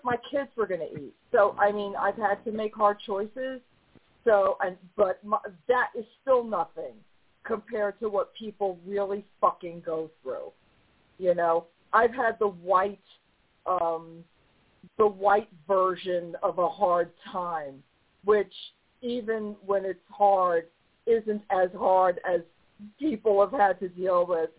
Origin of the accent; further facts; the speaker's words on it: New York, United States; also born or lived in the South; now in Southern United States; I live in the South now. I'm from New York